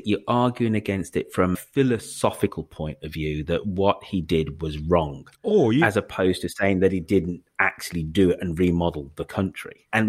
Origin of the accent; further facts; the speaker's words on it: Birmingham, West Midlands, United Kingdom; So I'm a Brummie, and this family did a lot for